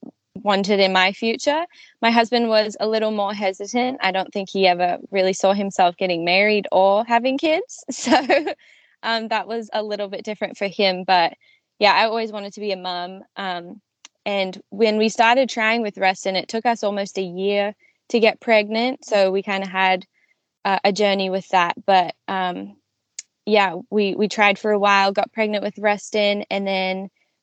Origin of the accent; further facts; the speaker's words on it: Australia; moved away as an adult; also born or lived in New Zealand; now in United States; I grew up in Australia. I was born in New Zealand.